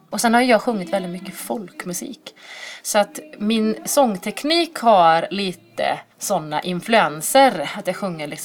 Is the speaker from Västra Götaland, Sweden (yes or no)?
yes; Dalsjöfors, Västra Götaland, Sweden; now in Borås, Sweden; och jag är född och uppvuxen i Dalsjöfors som ligger lite utanför Borås. Eh, men bor eh, sedermera här i den här lilla textilstaden